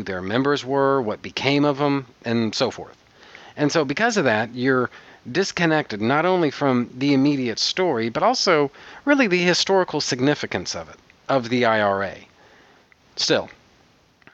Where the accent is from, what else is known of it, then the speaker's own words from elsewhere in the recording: United States; I'm American